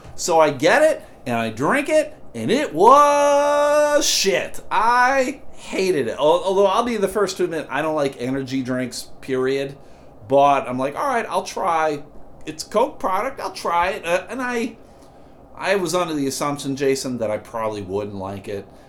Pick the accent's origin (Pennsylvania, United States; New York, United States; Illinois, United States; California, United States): New York, United States; Buffalo; moved away; also born or lived in Massachusetts; I grew up in Buffalo, and in Buffalo, it is uh, pop